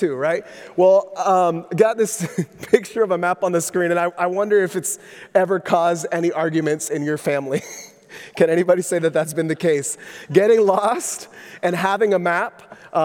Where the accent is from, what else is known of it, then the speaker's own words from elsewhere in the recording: Orlando, Florida, United States; moved away as an adult; also born or lived in Southern California; my wife and I grew up in Orlando